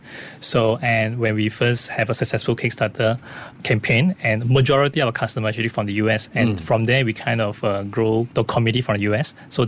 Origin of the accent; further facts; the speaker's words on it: Singapore; we are from Singapore.